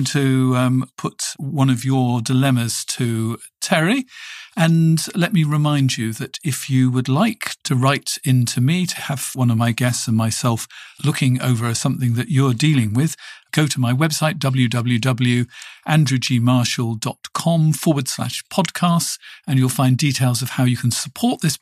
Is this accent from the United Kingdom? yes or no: yes; United Kingdom; I come from the United Kingdom